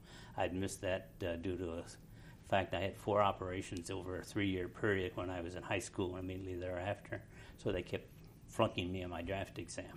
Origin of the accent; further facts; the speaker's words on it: central Illinois, United States; moved away as an adult; now in Topeka, United States; I'm from Illinois and grew up in central Illinois